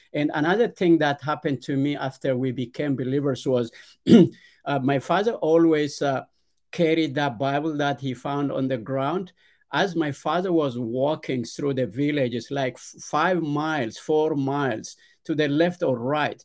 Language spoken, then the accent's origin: English; Ethiopia; Yes, I was born and raised in Ethiopia. It's a, a very poor, uh, rural village in, uh, southern central part of Ethiopia.